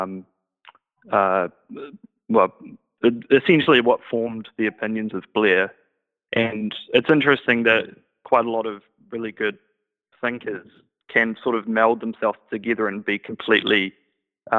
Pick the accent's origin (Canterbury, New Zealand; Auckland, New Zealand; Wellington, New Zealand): Canterbury, New Zealand; Christchurch; I'm from Christchurch